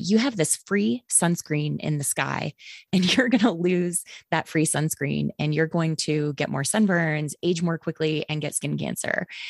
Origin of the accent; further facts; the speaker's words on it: Green Bay, Wisconsin, United States; moved away; also born or lived in the South (US); I grew up, uh, mostly in Green Bay, Wisconsin, a wonderfully polluted paper mill town